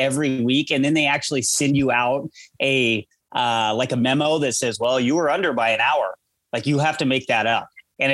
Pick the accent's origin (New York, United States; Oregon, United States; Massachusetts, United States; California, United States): Oregon, United States; Eugene; moved away as an adult; now in Colorado, United States; Born and raised in Eugene.